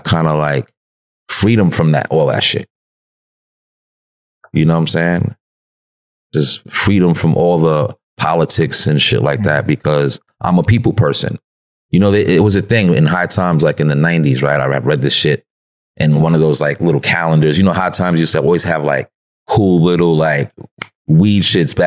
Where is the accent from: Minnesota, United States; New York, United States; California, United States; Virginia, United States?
New York, United States; New York City; I'm from Broadway where a lot of drugs were sold, a lot of drugs was bought. You know what I'm saying? And it really is a nice place though. You know what I'm saying? It's a nice place, but it, you know, we had a lot of fun there. Like we had a lot of fun growing up uptown.